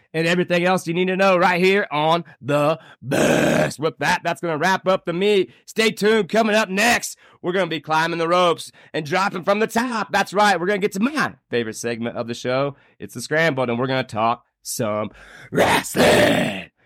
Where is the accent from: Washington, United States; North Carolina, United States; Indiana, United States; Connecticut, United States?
Indiana, United States; Anderson; now in Fort Collins, United States; my hometown. That's right, Anderson Speedway